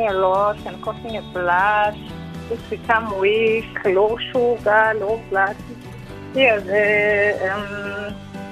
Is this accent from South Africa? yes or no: yes; Mpumalanga, South Africa; Because I'm from Mpumalanga, by that time we were at Devon